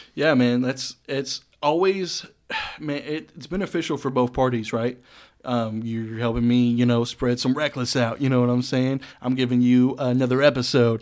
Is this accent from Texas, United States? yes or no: yes; Saginaw, Texas, United States; also born or lived in Boyd, Texas; I grew up in Saginaw and then moved out to fucking Boyd pretty much, man, middle of nowhere